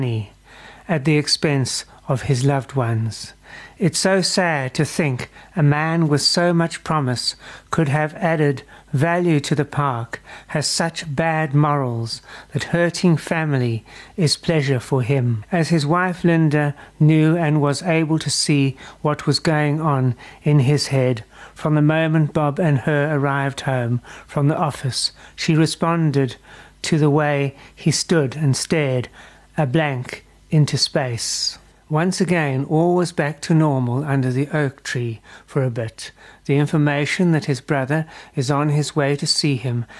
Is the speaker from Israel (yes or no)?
no; South Africa; as a South African